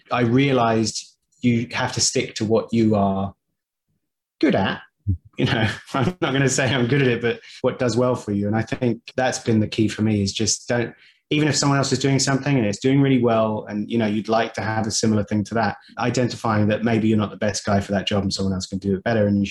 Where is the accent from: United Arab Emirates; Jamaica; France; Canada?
United Arab Emirates; Dubai; Growing up in Dubai, like I it's a very multicultural place.